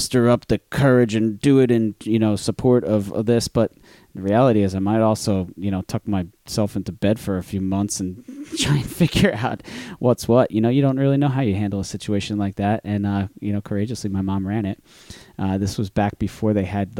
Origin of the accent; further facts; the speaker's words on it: New Jersey, United States; I'm from New Jersey